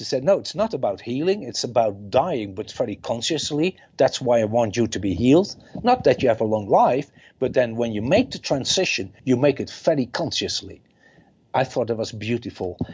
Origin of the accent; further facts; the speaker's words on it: Netherlands; I'm from the Netherlands